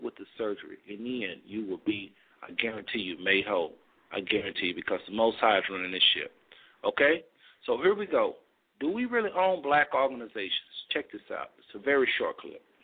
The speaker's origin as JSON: {"language": "English", "country": "United States", "said": "we are Americans inside and out"}